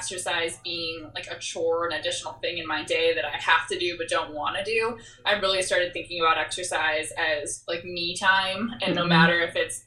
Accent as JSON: {"language": "English", "region": "Michigan", "country": "United States", "tie": "born or raised there", "said": "I grew up in Michigan"}